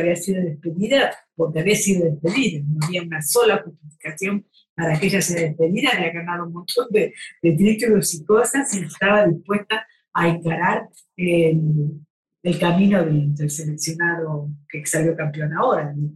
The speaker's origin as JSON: {"language": "Spanish", "country": "Argentina"}